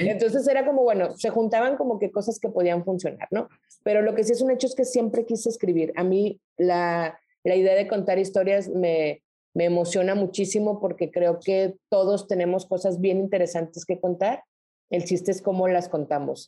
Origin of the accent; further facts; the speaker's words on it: Culiacán, Sinaloa, Mexico; moved away as an adult; also born or lived in Guadalajara / Mexico City / Nuevo Laredo / Reynosa; now in Monterrey, Mexico; yo soy de Sinaloa, me regresé a Culiacán